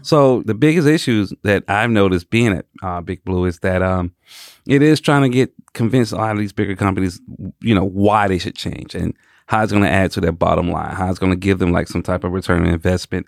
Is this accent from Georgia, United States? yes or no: yes; Atlanta, Georgia, United States; born and raised in Atlanta, Georgia.